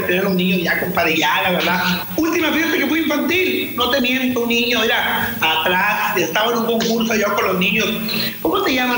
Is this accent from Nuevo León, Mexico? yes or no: yes; Monterrey, Nuevo León, Mexico; Aquí al cono, al helado le decimos chopo aquí